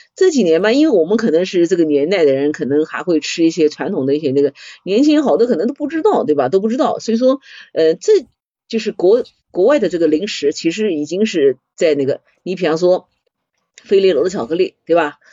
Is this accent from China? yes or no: yes; China; 我们中国人在这方面创新